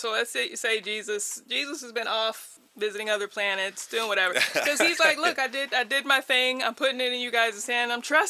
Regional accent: United States; I am American, but I'm not who our Constitution was written for.

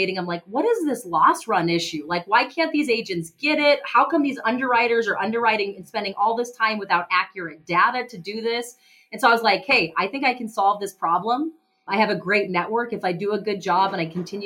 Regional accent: Missoula, Montana, United States; I'm from Missoula, Montana. I was born and raised here.

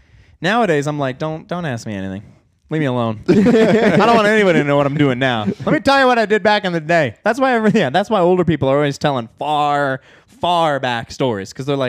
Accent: New Jersey, United States; born there; also born or lived in New York / Pennsylvania / Arizona / New Mexico; I was born in New Jersey. We lived in upstate New York. We lived in Pennsylvania for a year and a half. I've lived in Arizona, New Mexico, and I lived in Oklahoma by myself for a while.

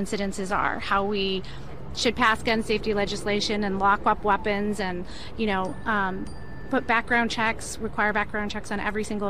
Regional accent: Highland Park, Illinois, United States; I'm from Highland Park

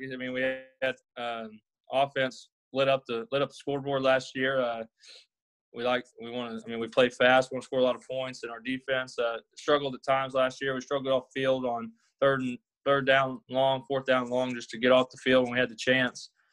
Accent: Arkansas, United States; moved away as an adult; now in Pattonsburg, United States; I'm originally from Arkansas. Graduated high school there, went to college there

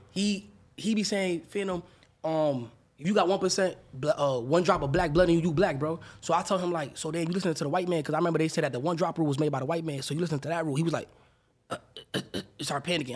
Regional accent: New York City, New York, United States; also born or lived in Dominican Republic / Atlanta; I'm from the Bronx, New York

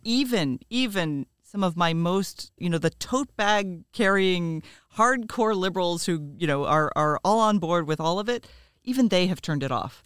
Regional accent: Florida, United States; I'm from Florida

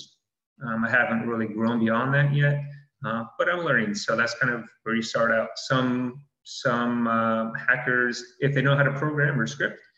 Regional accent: Utah, United States; moved away; I'm originally from Utah, born and raised

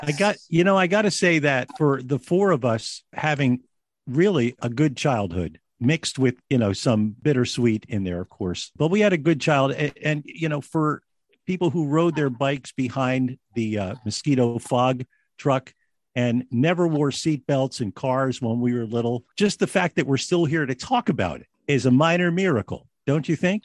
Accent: United States; we as American kids

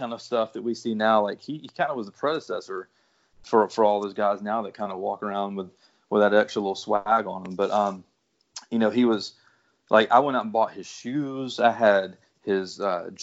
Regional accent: Atlanta, Georgia, United States; growing up in Atlanta my whole life

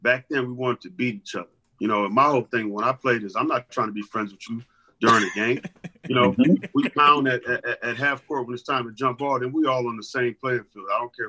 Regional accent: Los Angeles, California, United States; growing up in Los Angeles at that time

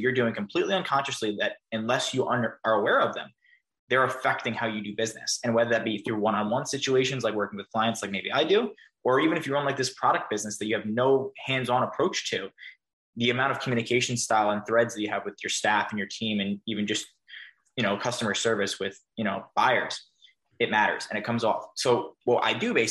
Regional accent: New York, United States; I'm a New Yorker too

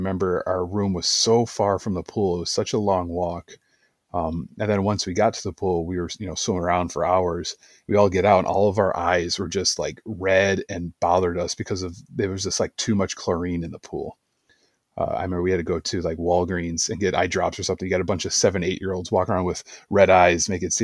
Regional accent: Chicago, Illinois, United States; I grew up in Chicago.

